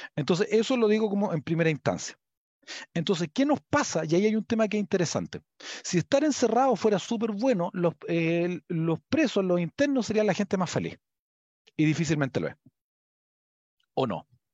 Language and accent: Spanish; Chile; yo soy chileno